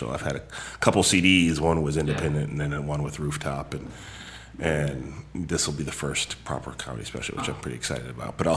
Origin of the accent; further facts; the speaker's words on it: Palo Alto, California, United States; born there; I was born in Palo Alto. I just didn't grow up out here.